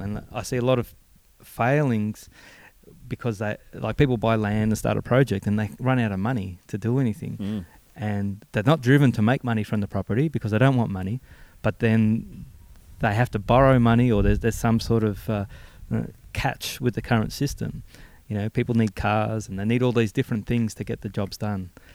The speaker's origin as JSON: {"language": "English", "town": "Melbourne", "region": "Victoria", "country": "Australia", "tie": "born or raised there", "said": "coming from my hometown back in uh, Braybrook and Maidstone."}